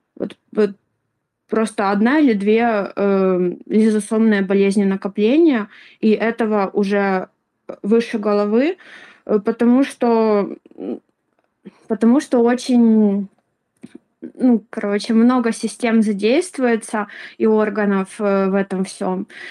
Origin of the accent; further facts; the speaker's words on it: Ukraine; я из Украины